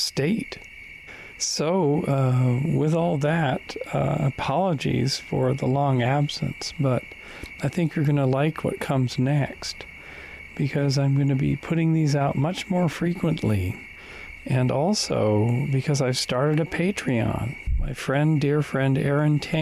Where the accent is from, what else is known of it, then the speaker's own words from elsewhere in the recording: Kamloops, British Columbia, Canada; moved away as an adult; Kamloops, British Columbia, Canada, my hometown